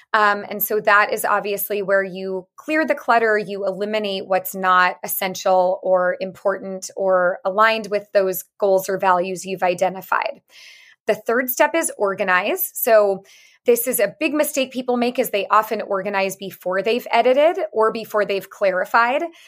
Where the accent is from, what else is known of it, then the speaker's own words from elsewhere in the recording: San Francisco, California, United States; I am from San Francisco, born and raised